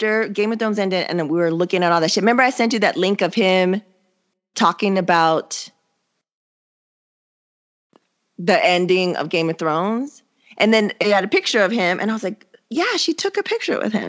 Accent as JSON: {"language": "English", "town": "San Diego", "region": "California", "country": "United States", "said": "we're all from San Diego"}